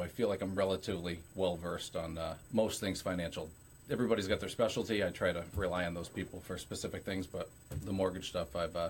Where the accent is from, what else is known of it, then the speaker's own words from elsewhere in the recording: Keene, New Hampshire, United States; also born or lived in Colorado; I'm from the mean streets of Keene, New Hampshire.